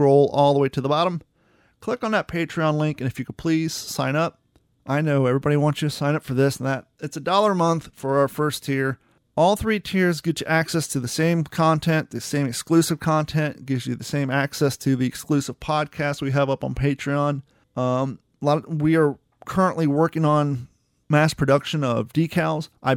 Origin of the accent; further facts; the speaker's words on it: Columbus, Ohio, United States; I grew up in Columbus, Ohio